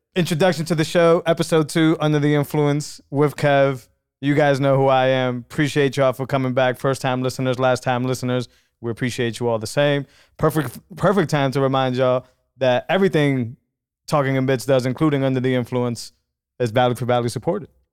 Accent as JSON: {"language": "English", "region": "New England", "country": "United States", "said": "I'm from New England"}